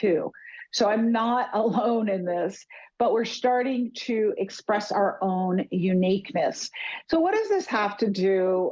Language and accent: English; New York City, New York, United States; I'm more of a nature girl than a big city girl, even though I grew up in New York City